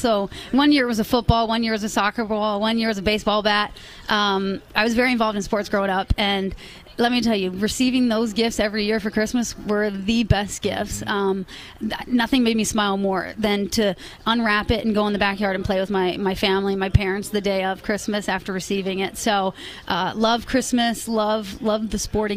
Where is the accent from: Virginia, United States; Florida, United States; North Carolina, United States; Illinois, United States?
Virginia, United States; also born or lived in Boston / New York City / Germany; I was born and raised in Virginia, about 2.5 hours south of here.